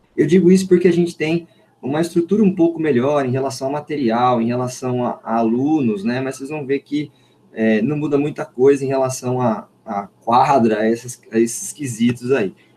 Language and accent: Portuguese; Limeira, São Paulo, Brazil; uma escola técnica aqui da minha cidade de Limeira, sou de Limeira